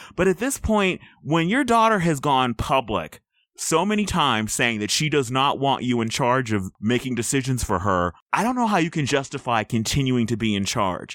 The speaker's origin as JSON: {"language": "English", "country": "United States", "said": "I'm an American."}